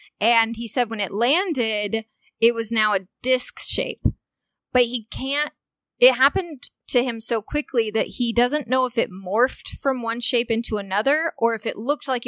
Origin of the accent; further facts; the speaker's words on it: Walnut Hill, Illinois, United States; moved away; my hometown in Walnut Hill, Illinois